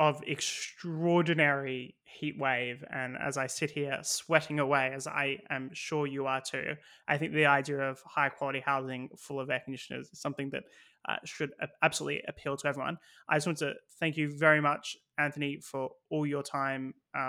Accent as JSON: {"language": "English", "country": "Australia", "moved": "yes", "lives_now": "United Kingdom", "said": "as an Australian"}